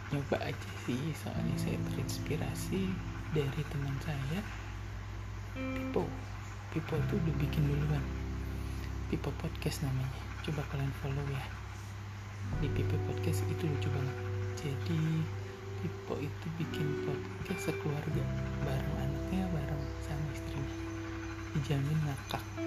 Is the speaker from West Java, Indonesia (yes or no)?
yes; Sukabumi, West Java, Indonesia; also born or lived in Garut; saya lahir di Garut hmm, tapi besar sih di Sukabumi dari mulai SD sampai SMA